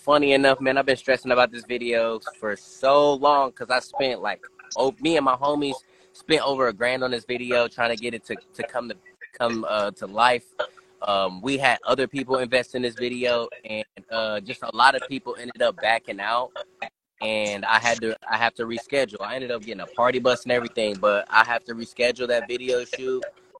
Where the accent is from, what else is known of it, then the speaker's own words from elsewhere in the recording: Dayton, Ohio, United States; I'm from Dayton, Ohio, this beautiful city that I'm in right now. Dayton, Ohio, I'm like, 5 minutes from downtown, maybe even less. But Dayton, Ohio is where I'm from.